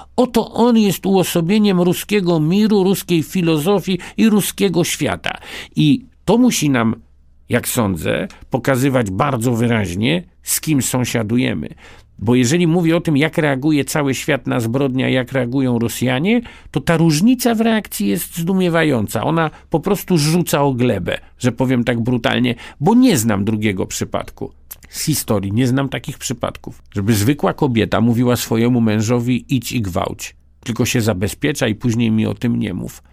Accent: Poland; first language Polish; urodziłem się Polakiem i umrę Polakiem i niezależnie od tego, jak bardzo głęboko jest we mnie język rosyjski, a niestety jest, zawsze będzie moim pierwszym językiem język polski

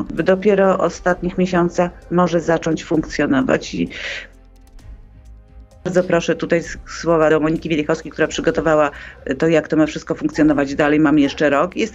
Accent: Poland

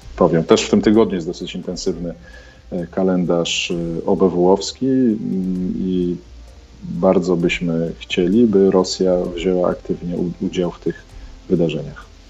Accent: Poland; moved away as an adult; now in Kyiv, Ukraine; jestem Polakiem

